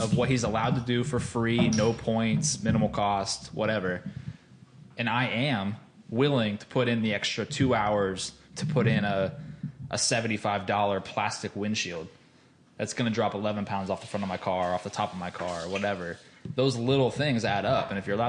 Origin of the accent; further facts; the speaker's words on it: Midwest, United States; As a Midwesterner